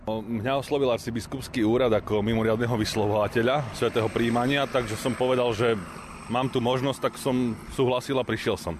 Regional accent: Bratislava, Bratislava Region, Slovakia; Ja sám som z Bratislavy

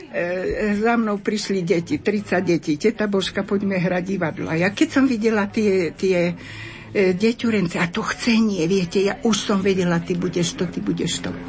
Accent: Zvolen, Banská Bystrica Region, Slovakia; Dobrý deň, ja som zozvolená.

